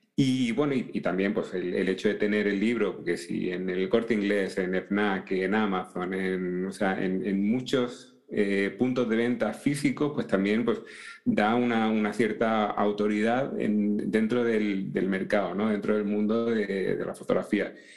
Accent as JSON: {"language": "Spanish", "town": "Seville", "region": "Andalusia", "country": "Spain", "moved": "yes", "lives_now": "Madrid, Spain", "said": "Yo actualmente pues estoy en, en Madrid, pero no soy de Madrid, soy de Sevilla"}